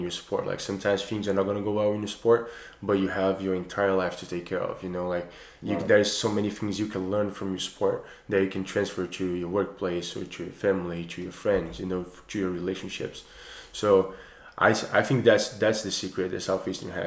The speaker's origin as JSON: {"language": "English", "town": "Recife", "region": "Pernambuco", "country": "Brazil", "also_born_or_lived": "Colorado, United States", "moved": "as an adult", "lives_now": "Lakeland, United States", "said": "where I'm from Recife, Brazil, which is the northeast, so really close to the line of the equator, it does not get below 75 where I'm from the entire year"}